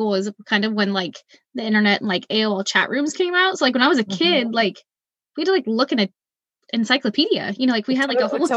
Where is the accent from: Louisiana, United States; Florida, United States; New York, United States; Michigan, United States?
Louisiana, United States; New Orleans; now in Oregon, United States; we're from New Orleans, but we live in Oregon